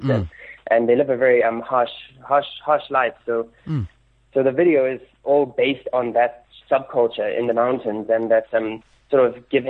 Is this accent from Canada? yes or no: no; Lesotho; I grew up in Lesotho, but I'm of Irish descent